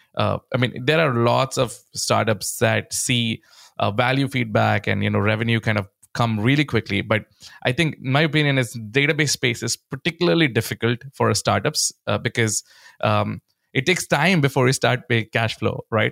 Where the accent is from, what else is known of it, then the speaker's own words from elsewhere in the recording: India; growing up in India